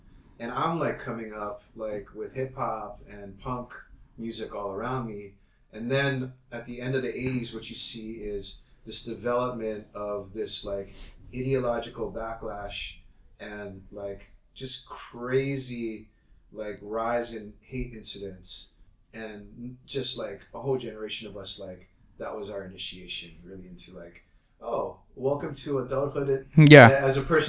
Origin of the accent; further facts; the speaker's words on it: Hawaii, United States; because I come from Hawaii. So I'd grown up in a majority minority, quote unquote, you know, state